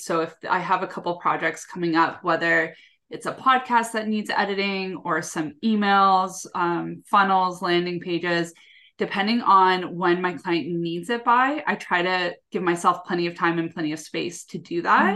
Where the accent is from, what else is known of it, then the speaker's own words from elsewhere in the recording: Canada; I'm from Canada